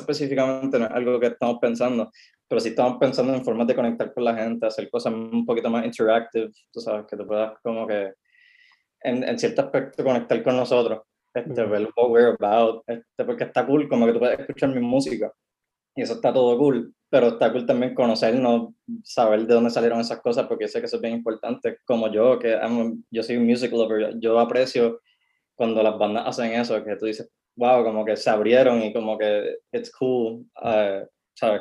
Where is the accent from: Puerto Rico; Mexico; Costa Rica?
Puerto Rico; yo soy puertorriqueño, yo hago la música puertorriqueña